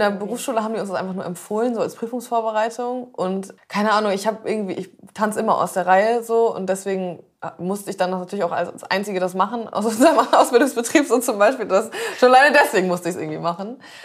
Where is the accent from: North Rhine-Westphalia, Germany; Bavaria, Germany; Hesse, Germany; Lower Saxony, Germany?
Lower Saxony, Germany; Zeven; also born or lived in Black Forest; now in Hamburg, Germany; Ich wurde da geboren und ich habe äh, aber nur zwei Jahre oder so da gewohnt. Und dann sind wir nach Zefen gezogen